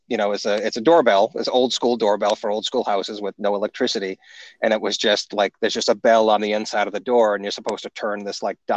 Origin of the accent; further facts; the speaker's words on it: Maine, United States; I am absolutely from Maine